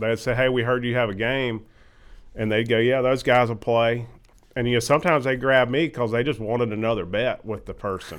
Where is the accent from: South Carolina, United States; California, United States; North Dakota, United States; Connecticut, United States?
South Carolina, United States; Irmo; also born or lived in Chapin, South Carolina; I'm from Irma originally.